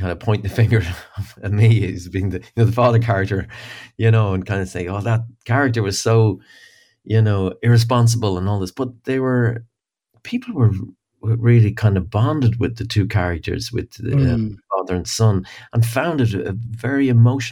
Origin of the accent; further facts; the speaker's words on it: Dublin, west of Ireland, Ireland; I've had the privilege of growing up in Dublin, but also all my formative years in the west of Ireland.